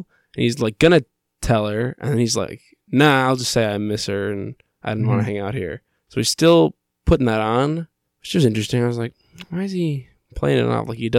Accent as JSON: {"language": "English", "region": "Kentucky", "country": "United States", "said": "I'm from Kentucky. I know shit."}